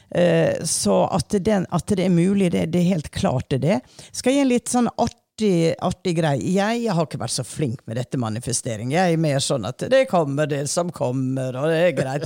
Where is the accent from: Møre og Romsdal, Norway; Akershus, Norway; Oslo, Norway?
Møre og Romsdal, Norway; Hareid; Jeg er fra Hareid.